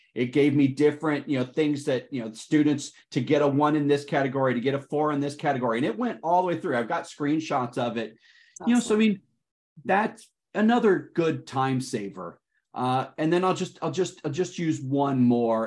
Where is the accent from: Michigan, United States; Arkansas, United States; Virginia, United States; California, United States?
Michigan, United States; Detroit; I am calling in today from Detroit, Michigan. That is my hometown